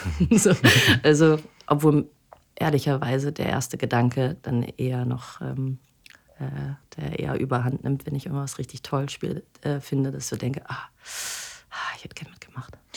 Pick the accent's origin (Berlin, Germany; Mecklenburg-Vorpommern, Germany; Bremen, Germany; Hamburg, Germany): Bremen, Germany; ich komme ähm, aus Bremen